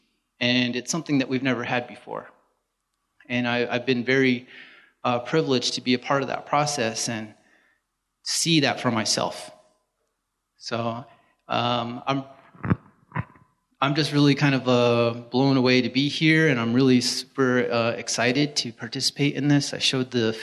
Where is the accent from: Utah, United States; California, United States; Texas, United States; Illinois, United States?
Utah, United States; San Juan County; I'm from San Juan. I grew up here.